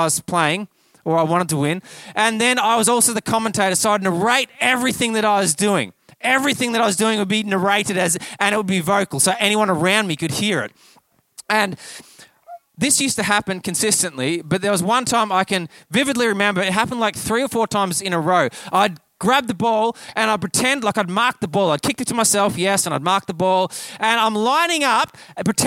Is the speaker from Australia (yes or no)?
yes; Kyabram, Victoria, Australia; I grew up here in Victoria, actually just down the road in Kyabram, and I grew up with Aussie rules